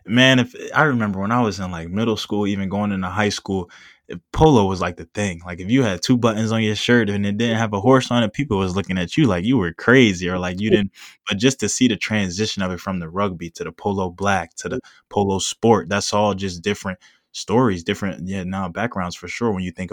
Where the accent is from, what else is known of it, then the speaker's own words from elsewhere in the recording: Philadelphia, Pennsylvania, United States; I preach that I'm especially coming from Philadelphia and really just seeing how everything goes.